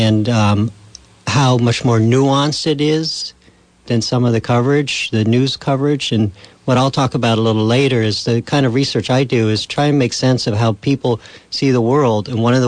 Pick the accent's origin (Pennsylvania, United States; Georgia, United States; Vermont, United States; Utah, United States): Vermont, United States; Putney; I grew up in Putney, a town famous for our present governor.